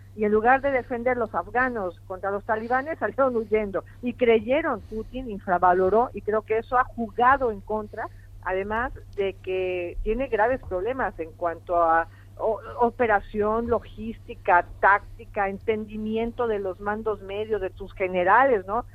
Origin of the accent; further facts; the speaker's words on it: Mexico; moved away; yo tengo mi posición como mexicana